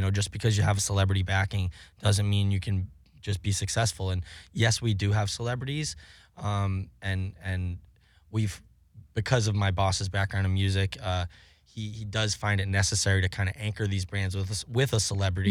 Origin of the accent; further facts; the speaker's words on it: Cape Cod, Massachusetts, United States; moved away; I grew up on Cape Cod.